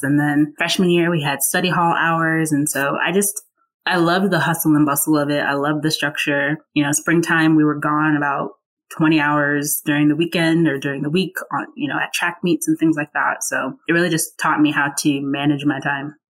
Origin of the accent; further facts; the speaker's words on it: Burke, Virginia, United States; also born or lived in Atlanta / Woodbridge, Virginia; I grew up in a town called Burke, Burke, Virginia. It's about 20 minutes outside of DC